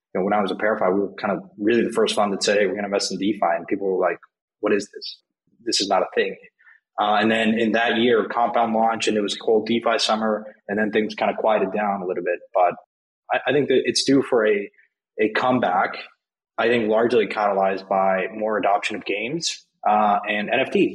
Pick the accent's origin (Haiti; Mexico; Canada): Mexico; I'm from Mexico. I grew up there.